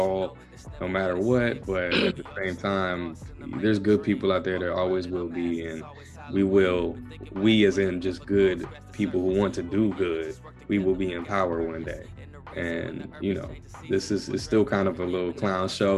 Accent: the South, United States; moved away; I grew up in the South too

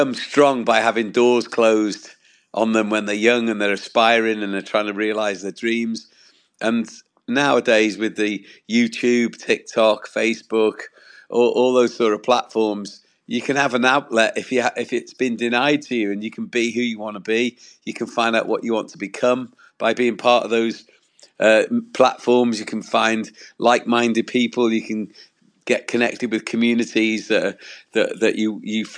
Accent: Wales, United Kingdom; I'm from Wales in the UK

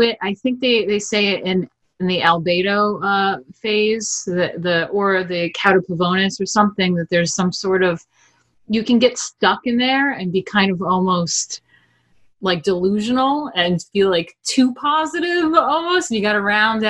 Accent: New York, United States; First generation American, born, raised in New York

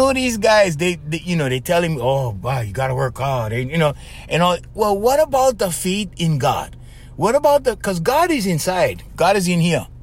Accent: Hawaii, United States; We're coming from Hawaii

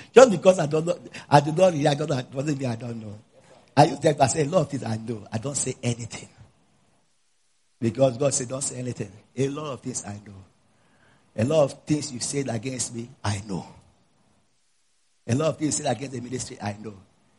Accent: Zambia; You know, I'm coming from Zambia.

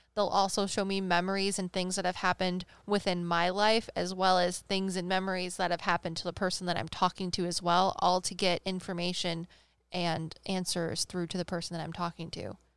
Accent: Midwest, United States; we're from the Midwest

